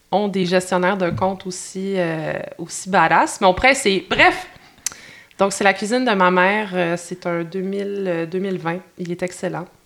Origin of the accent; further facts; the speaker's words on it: Sherbrooke, Quebec, Canada; Je viens de la belle région de l'Estrie. Je viens de Sherbrooke.